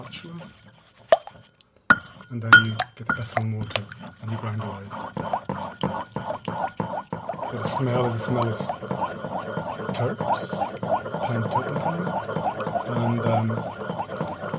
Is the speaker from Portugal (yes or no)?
yes; Lisbon, Portugal; I grew up in Lisbon